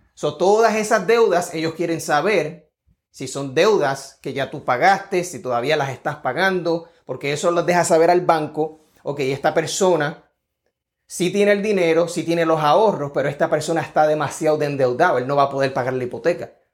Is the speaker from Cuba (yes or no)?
no; Puerto Rico; now in Georgia, United States; Estoy acá en el estado de Georgia, soy de Puerto Rico